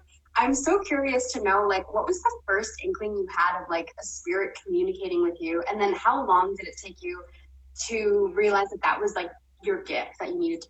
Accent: Ontario, Canada; now in British Columbia, Canada; since moving to BC, because I'm from Ontario

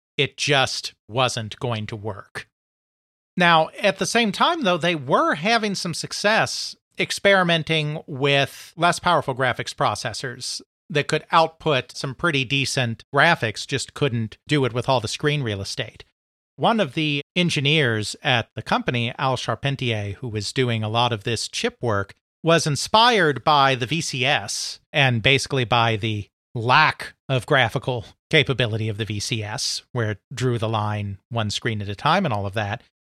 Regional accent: United States; as an American

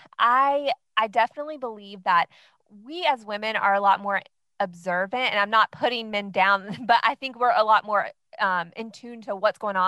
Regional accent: North Carolina, United States; I am actually from North Carolina, and I am married to my high school sweetheart.

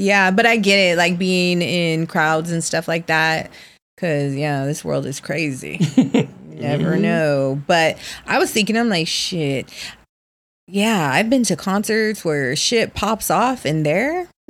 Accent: National City, California, United States; I grew up right here in National City.

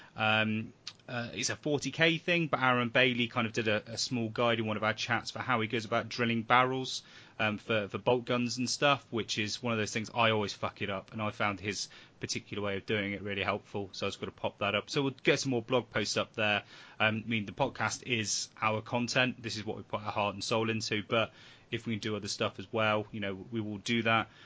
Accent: England, United Kingdom; we're English

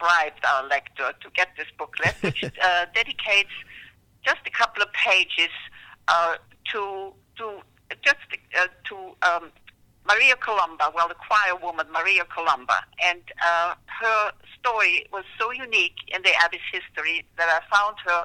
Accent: Leoben, Styria, Austria; moved away as an adult; also born or lived in Vienna, Austria; now in Falls Church, United States; I was born in Vienna, Austria. My mother was Viennese. But I really grew up in this small town at the time, about 40,000 inhabitants of Leoben, which is in the central province of Styria

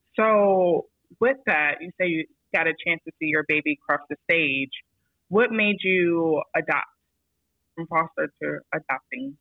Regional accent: New York, United States; moved away; also born or lived in Florida

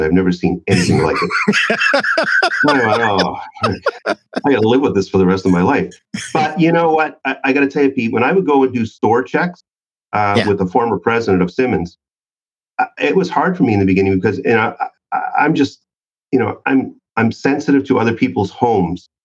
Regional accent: Canada; I'm from Canada

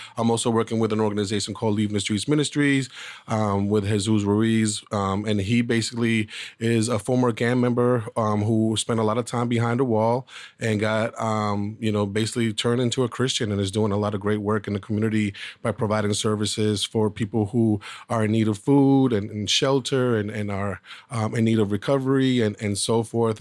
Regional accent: Boston, Massachusetts, United States; I was born in Boston, Massachusetts. Um, during that time period, I grew up during a crack epidemic

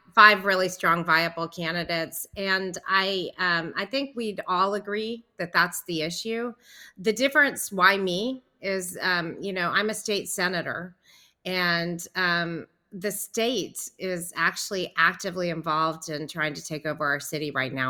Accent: Nashville, Tennessee, United States; I grew up in Nashville and had a band

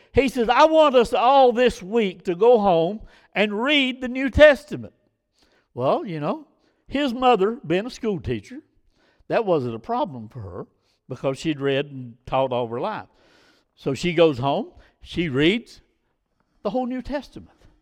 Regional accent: United States; our problem as American people

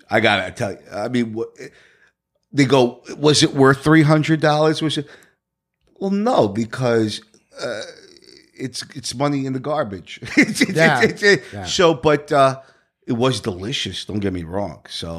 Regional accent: Brooklyn, New York, United States; also born or lived in New Jersey; Well, I was born in Jersey, raised in mostly in Brooklyn.

